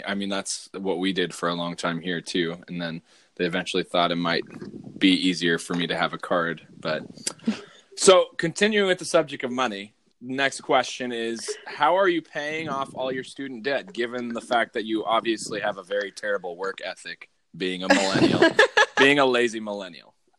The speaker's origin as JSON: {"language": "English", "region": "Southwest", "country": "United States", "tie": "born or raised there", "also_born_or_lived": "Northwest US", "moved": "yes", "lives_now": "Northwest, United States", "said": "I, grew up in the Southwest where avocados were readily available"}